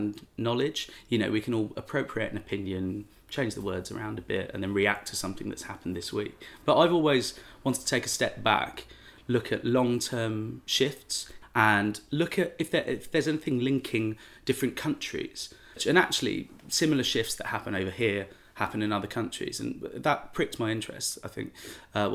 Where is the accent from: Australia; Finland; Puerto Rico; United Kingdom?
United Kingdom; London; I grew up in London. And then I went to university and studied London. And I barely left London by the time I was 21.